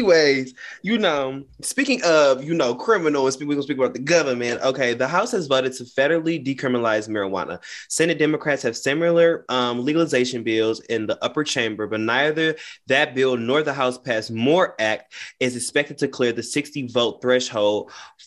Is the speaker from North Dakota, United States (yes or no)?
no; Detroit suburbs, Michigan, United States; So I'm not from Detroit. I'm from the suburbs